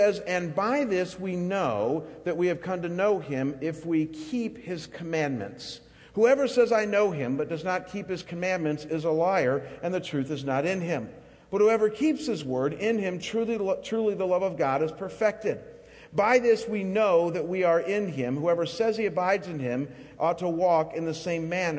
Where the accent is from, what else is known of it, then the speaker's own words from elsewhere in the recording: Chagrin Falls, Ohio, United States; moved away; my hometown of Chagrin Falls, Ohio